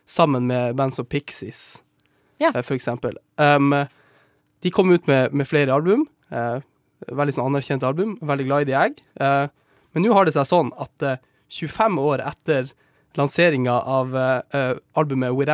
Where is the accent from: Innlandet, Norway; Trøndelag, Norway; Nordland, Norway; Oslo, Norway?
Nordland, Norway; Sortland; Hjembyen min